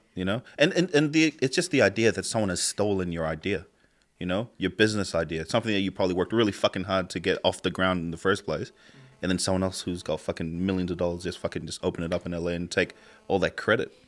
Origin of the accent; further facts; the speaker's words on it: Tonga; now in New Zealand; I grew up in Tonga, so I got my ass kicked from the first day I went to school to the very fucking last day I left school